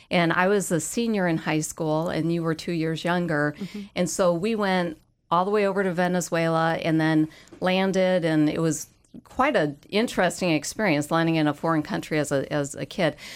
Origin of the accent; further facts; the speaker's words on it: Minnesota, United States; We're from Minnesota.